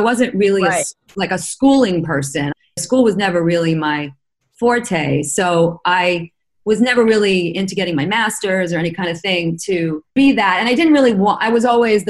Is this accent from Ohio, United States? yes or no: no; New York, United States; growing up in Manhattan in the 70s